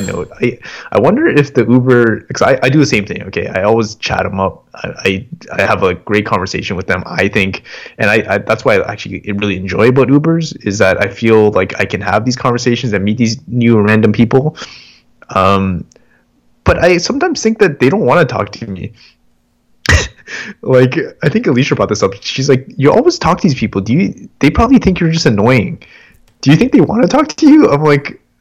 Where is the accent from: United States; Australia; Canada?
Canada; I was born here